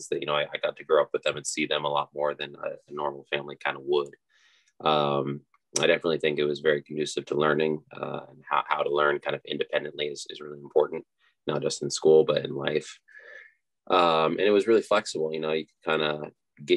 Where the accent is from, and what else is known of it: Laytonsville, Maryland, United States; born or raised there